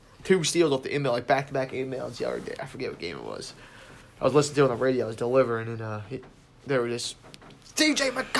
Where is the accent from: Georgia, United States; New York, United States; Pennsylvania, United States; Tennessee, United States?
Pennsylvania, United States; Philadelphia; we're from Philly.